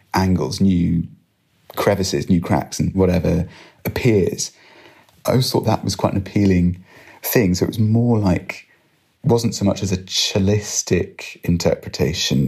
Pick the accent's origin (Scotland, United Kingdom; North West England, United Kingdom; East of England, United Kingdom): Scotland, United Kingdom; Edinburgh; I grew up in Edinburgh